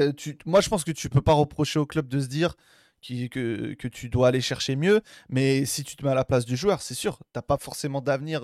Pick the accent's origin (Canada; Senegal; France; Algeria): Algeria; on est algérien.